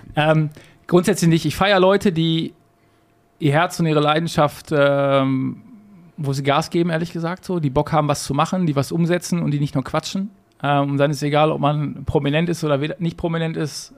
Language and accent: German; Gladbeck, North Rhine-Westphalia, Germany; also born or lived in Bottrop; Ich bin in Bottrop geboren. Ja. Perfekt und habe dann nach fünf Minuten rüber gemacht, weil damals in Gladbeck keine Kinderstation gab im Krankenhaus.